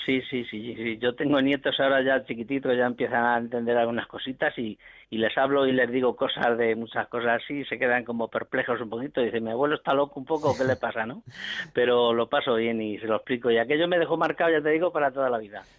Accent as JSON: {"language": "Spanish", "area": "Cuenca", "region": "Castilla-La Mancha", "country": "Spain", "tie": "born or raised there", "said": "cuando tenía 8 o 10 añitos por ahí, en mi pueblo de Cuenca"}